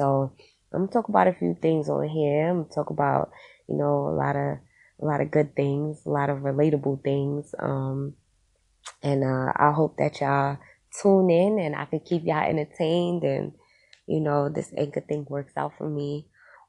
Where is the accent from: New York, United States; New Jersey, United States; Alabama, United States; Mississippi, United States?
New York, United States; Queens; also born or lived in Brooklyn; now in Poconos, United States; I was born and raised in Queens, but I migrated to Brooklyn, where I started a business called the OG Studios.